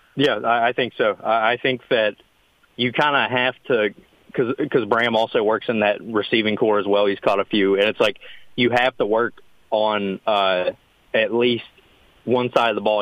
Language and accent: English; Princeton, West Virginia, United States; now in North-Central West Virginia, United States; one of my schools from my hometown